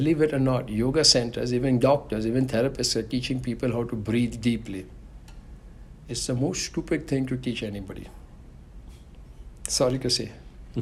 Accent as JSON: {"language": "English", "country": "India", "tie": "born or raised there", "said": "growing up in India"}